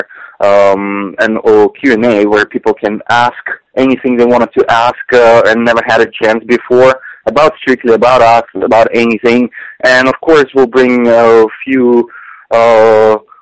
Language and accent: English; Siberia, Russia; moved away; I was growing up in Siberia